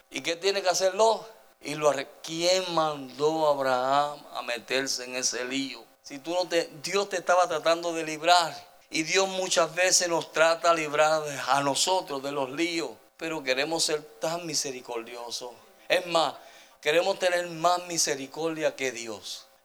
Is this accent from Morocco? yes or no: no; El Salvador; now in United States; Mire, cuando yo vine de El Salvador para acá, nosotros parecíamos el hotel Howard Johnson